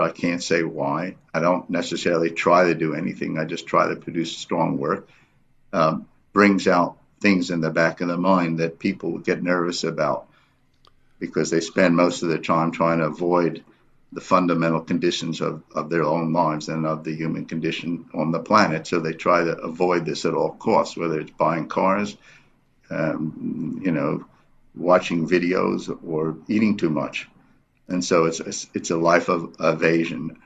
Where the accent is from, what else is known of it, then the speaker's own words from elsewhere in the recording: New York City, New York, United States; moved away as an adult; also born or lived in Berkeley, California; now in South Africa; I grew up in New York City, um, went to high school there